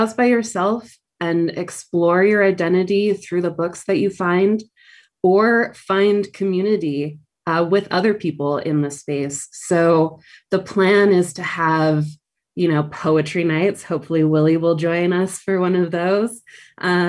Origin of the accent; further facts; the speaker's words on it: Provo, Utah, United States; I grew up Mormon in Provo, Utah